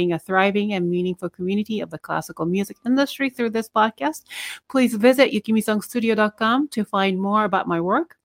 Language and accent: English; Japan; English is a second language; moved away as an adult; for 20 years, I didn't speak, you know, when I was in Japan